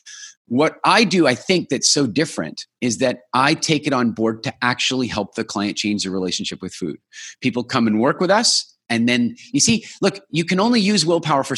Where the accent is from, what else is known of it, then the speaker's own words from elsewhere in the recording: South Africa; moved away; I was born in South Africa